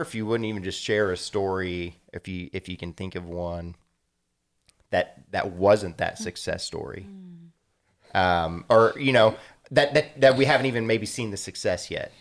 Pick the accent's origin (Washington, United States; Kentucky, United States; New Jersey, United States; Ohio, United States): Ohio, United States; Columbus; I'm very familiar with the west side of Columbus